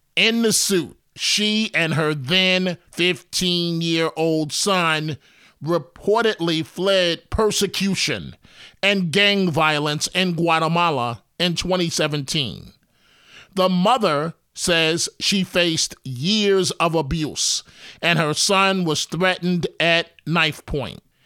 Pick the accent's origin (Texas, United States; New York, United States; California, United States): New York, United States; New York City; Growing Up in New York City